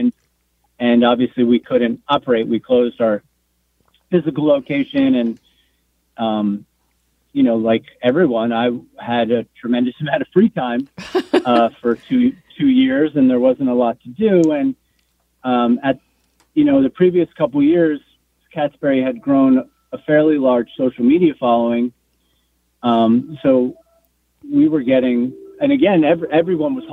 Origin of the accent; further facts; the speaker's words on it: Asbury Park, New Jersey, United States; moved away as an adult; also born or lived in San Francisco; my hometown of Asbury Park, New Jersey